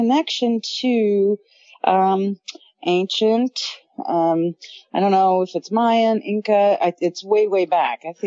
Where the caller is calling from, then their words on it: Memphis, Tennessee, United States; I'm calling in from Memphis, Tennessee